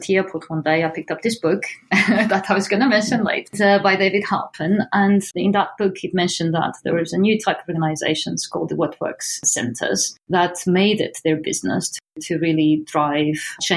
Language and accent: English; northeast Portugal, Portugal; now in United Kingdom; I come from a very, very poor part of Portugal, the northeast